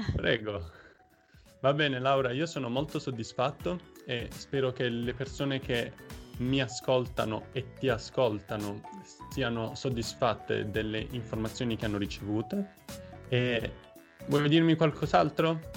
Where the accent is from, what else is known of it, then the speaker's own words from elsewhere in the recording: Taranto, Apulia, Italy; now in Osnabrück, Germany; sono nato in Puglia, a Taranto